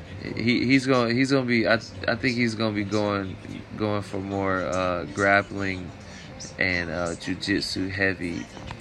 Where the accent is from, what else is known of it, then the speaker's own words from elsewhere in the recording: North Carolina, United States; I'm from North Carolina